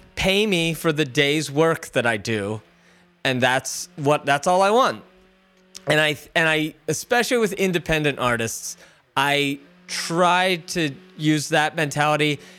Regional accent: Philadelphia, Pennsylvania, United States; moved away as an adult; now in Los Angeles, United States; You and I are from Philly

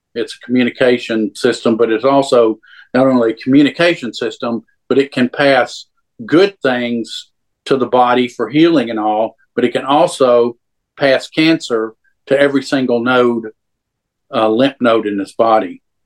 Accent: Louisiana, United States; I grew up in Louisiana

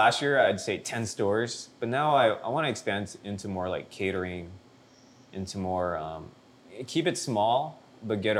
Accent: San Gabriel Valley, California, United States; I grew up in the San Gabriel Valley, you know, largely Latino.

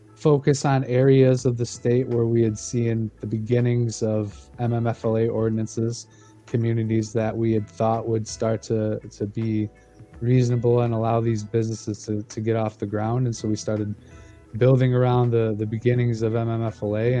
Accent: Ionia, Michigan, United States; my hometown, uh, Ionia and Easton Township.

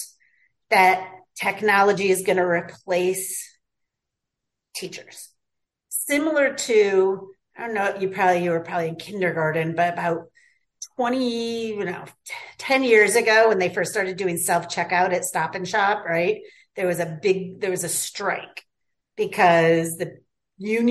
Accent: North Adams, Massachusetts, United States; I was from North Adams, similar type school system

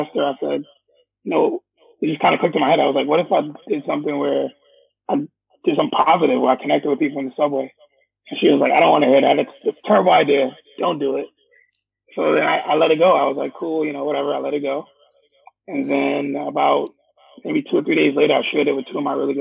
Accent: New York City, New York, United States; born or raised there; also born or lived in Staten Island, New York

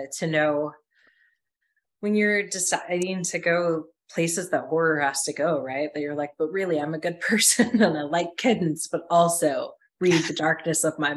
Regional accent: United States; we as Americans and as an American culture

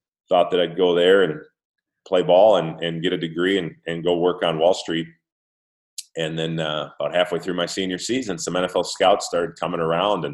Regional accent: Minnesota, United States; my hometown team, the Minnesota Vikings

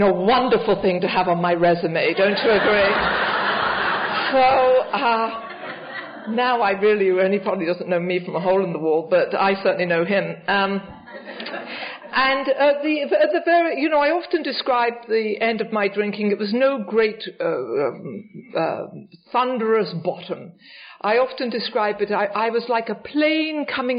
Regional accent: England, United Kingdom; also born or lived in Richmond; now in New York, United States; when I was a young girl growing up in England, just before I came here

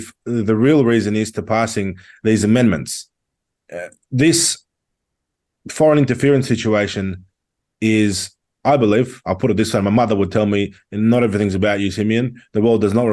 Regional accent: Sydney, New South Wales, Australia; I was born in Sydney, in Western Sydney.

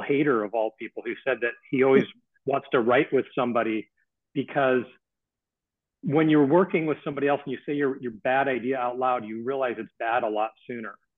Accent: Missoula, Montana, United States; growing up in Missoula, Montana

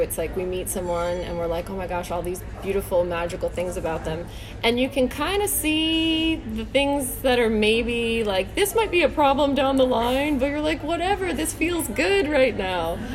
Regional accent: Parkland, Florida, United States; now in Santa Clarita, United States; I grew up in Parkland, Florida

